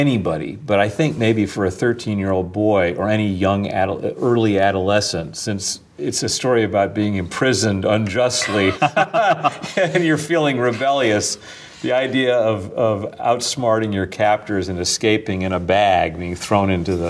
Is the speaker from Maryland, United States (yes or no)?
no; Winnetka, Illinois, United States; moved away; also born or lived in New York; I'm 57. He grew up in the black ghetto in Pittsburgh. I grew up in Winnetka, Illinois, on the North Shore of Chicago.